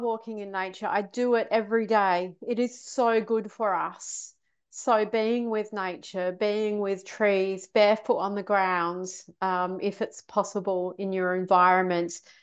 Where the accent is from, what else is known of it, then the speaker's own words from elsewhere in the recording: Australia; moved away as an adult; also born or lived in London, United Kingdom; I was brought up in Australia